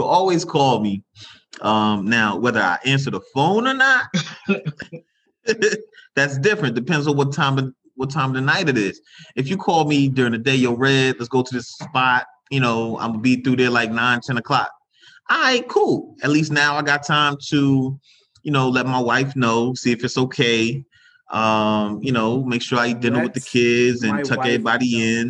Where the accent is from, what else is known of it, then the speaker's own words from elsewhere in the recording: Orange, New Jersey, United States; I'm from Jersey, Orange, New Jersey, to be exact. 07050, shout Citrus Hill in the building, always.